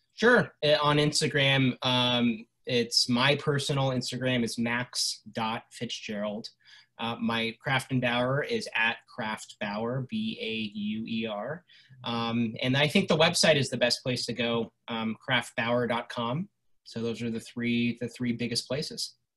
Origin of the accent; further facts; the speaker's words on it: Los Angeles, California, United States; when I was growing up in Los Angeles, when I was 10, 11 years old